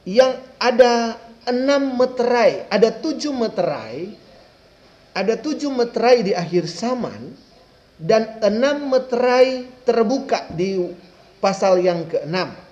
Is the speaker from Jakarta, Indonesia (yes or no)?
no; Manado, North Sulawesi, Indonesia; Sampai kepada saya orang Manado.